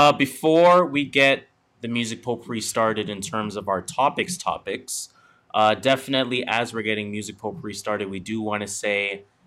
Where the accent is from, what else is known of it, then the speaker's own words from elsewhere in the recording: Canada; because we're Canadian, so why not?